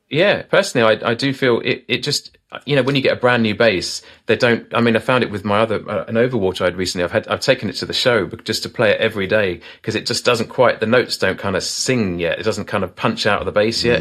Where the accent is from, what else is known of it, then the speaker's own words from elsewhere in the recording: Isle of Wight, South East England, United Kingdom; I'm from the Isle of Wight, you know, down the south of England.